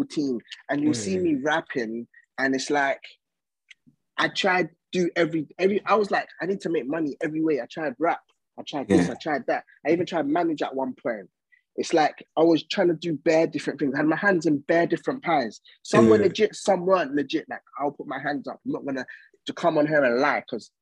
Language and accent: English; Essex, East of England, United Kingdom; also born or lived in East London / Coventry; I'm from Essex, innit?